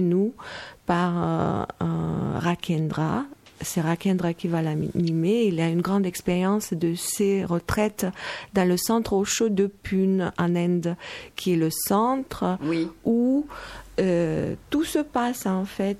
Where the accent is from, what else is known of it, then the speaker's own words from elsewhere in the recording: Moldova; now in France; je viens de Moldavie, alors ma, mentalité est moldave